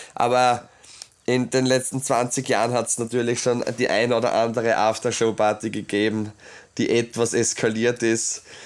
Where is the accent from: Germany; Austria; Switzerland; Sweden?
Austria; Obergnas, Styria; ich bin äh, aus Obergnas, ich möchte das schon erzählen, weil ich, ja, das ist halt meine Heimat